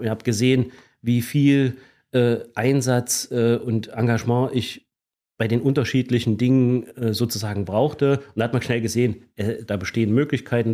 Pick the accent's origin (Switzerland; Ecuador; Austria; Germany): Germany; Gera, Thuringia; also born or lived in Erfurt / Hesse; Ich bin also in Erfurt geboren, bin aber schon sehr, sehr zeitig, also seit meinem dritten Lebensjahr in Gera. Und Gera ist tatsächlich äh, in der Tat meine Heimatstadt